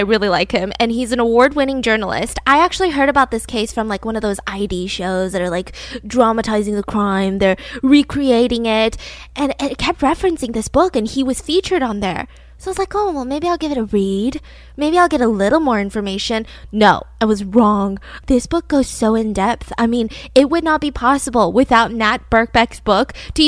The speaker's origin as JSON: {"language": "English", "town": "Atlanta", "region": "Georgia", "country": "United States", "tie": "born or raised there", "said": "my hometown of Atlanta, Georgia"}